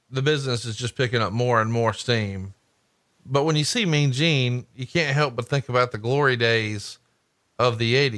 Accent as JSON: {"language": "English", "region": "Alabama", "country": "United States", "said": "I'm from Alabama"}